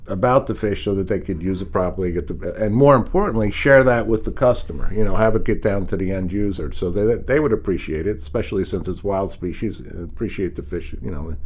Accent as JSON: {"language": "English", "town": "Philadelphia", "region": "Pennsylvania", "country": "United States", "said": "I'm from Philadelphia"}